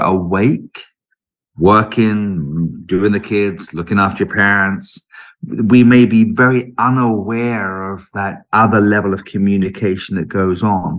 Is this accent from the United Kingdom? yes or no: yes; United Kingdom; also born or lived in London; I was born in London and lived in London until I was about four, but uh, and then we moved down in, out of London into the neighbouring county